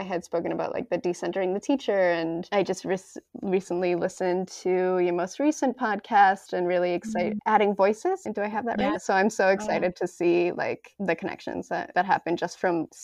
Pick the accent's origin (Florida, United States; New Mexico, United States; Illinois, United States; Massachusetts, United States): Massachusetts, United States; also born or lived in Chicago; now in New York, United States; I'm in the East Coast, but it's also very, very great. And I'm from Massachusetts